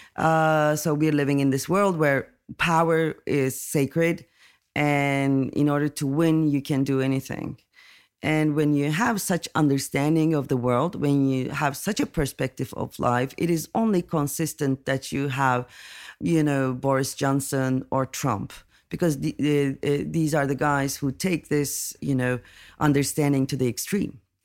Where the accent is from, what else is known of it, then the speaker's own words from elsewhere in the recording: Turkey; I'm coming from Turkey